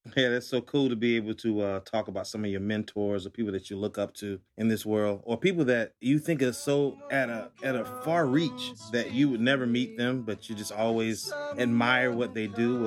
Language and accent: English; Atlanta, Georgia, United States; now in New York, United States; I'm from Atlanta